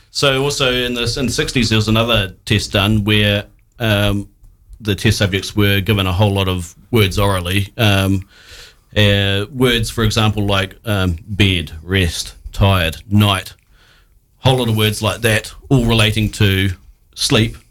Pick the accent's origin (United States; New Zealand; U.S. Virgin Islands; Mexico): New Zealand; as a New Zealander